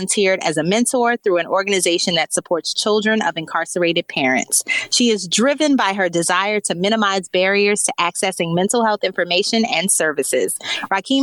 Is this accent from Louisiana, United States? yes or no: yes; New Orleans, Louisiana, United States; moved away as an adult; also born or lived in Baltimore / Chicago / Dallas; now in Miami, United States; My career has required many cross-country relocations from my hometown of New Orleans to Baltimore, St. Louis, Chicago, Dallas, back to New Orleans, and now Miami, Florida.